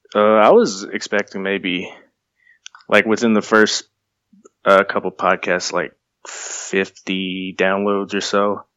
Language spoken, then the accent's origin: English; Sabinal, Texas, United States; I'm from a small town in Texas.